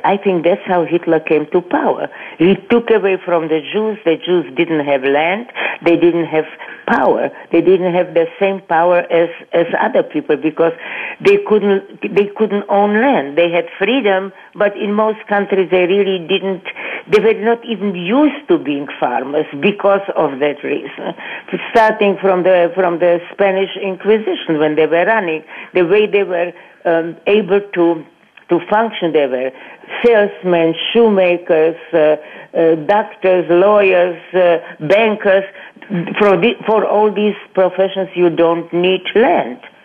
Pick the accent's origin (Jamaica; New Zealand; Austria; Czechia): Czechia; Brno, South Moravian Region; moved away; I was born in Brno, BRNO, Czechoslovakia